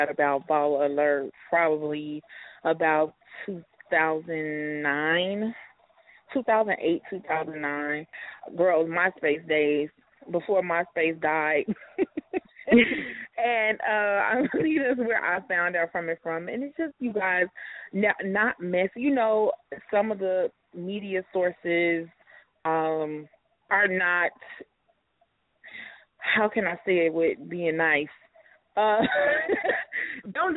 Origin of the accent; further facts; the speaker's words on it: Chicago, Illinois, United States; I'm from Chicago